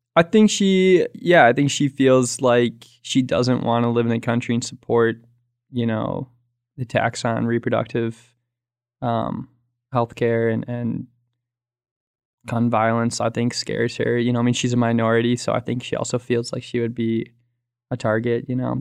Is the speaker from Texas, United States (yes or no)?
no; Minneapolis, Minnesota, United States; moved away as an adult; also born or lived in Wisconsin; now in Scotland; I'm from Sarah's hometown also, Minnesota, Minneapolis